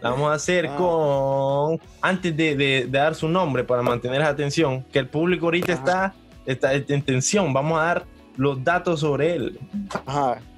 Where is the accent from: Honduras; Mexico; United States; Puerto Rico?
Honduras; Tocoa, Colón; yo soy de Tocoa, por las personas que no lo sepan. Yo soy de Tocoa, Colombia.